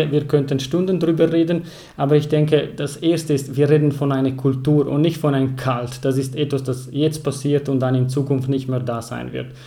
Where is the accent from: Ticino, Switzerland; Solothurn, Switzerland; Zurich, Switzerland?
Ticino, Switzerland; German is a second language; ich komme aus Kanton Tessin. Das hört ihr gleich von meiner Stimme, von meiner Sprache